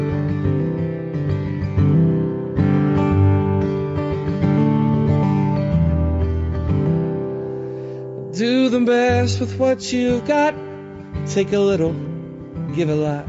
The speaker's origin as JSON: {"language": "English", "town": "Montgomery", "region": "West Virginia", "country": "United States", "tie": "born or raised there", "moved": "yes", "said": "I grew up in a small town called Montgomery, West Virginia"}